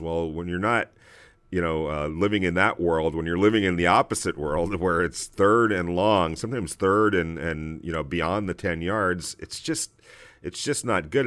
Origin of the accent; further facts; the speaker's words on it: Los Angeles, California, United States; us growing up in Los Angeles